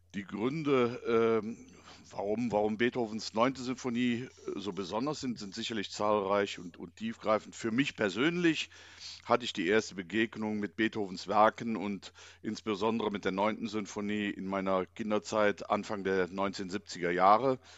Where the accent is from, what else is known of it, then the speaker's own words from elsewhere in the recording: Inden, North Rhine-Westphalia, Germany; ich komme ja aus Inden gebürtig